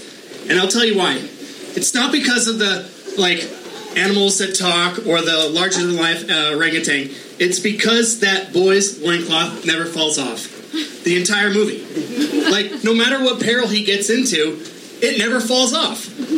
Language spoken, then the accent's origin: English; Long Beach, California, United States; Long Beach.